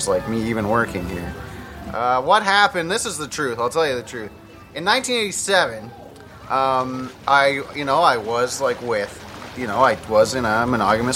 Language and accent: English; London, Ontario, Canada; now in Jamaica; I'm also from London